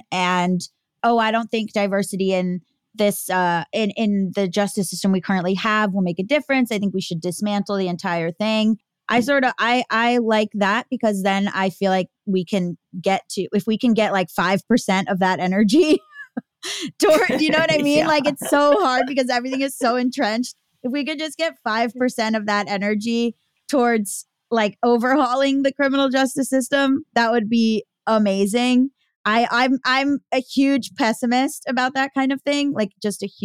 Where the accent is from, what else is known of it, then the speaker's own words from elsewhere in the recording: near Parkland, Florida, United States; near my hometown